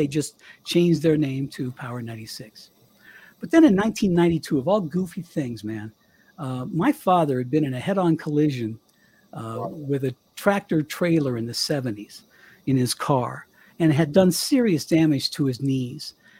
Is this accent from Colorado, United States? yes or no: yes; Colorado, United States; moved away as an adult; also born or lived in Miami; I left Power 96 to come back to my hometown here in Colorado, my little one radio station town.